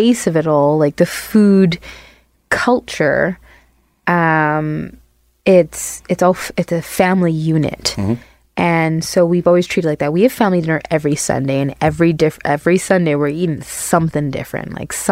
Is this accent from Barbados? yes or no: yes; Barbados; moved away; in the culture that I grew up in Barbados